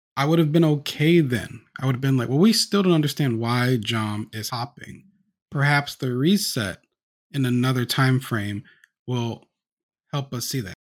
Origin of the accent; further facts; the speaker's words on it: the South, United States; I'm black, and I'm from the U S, and I grew up in the South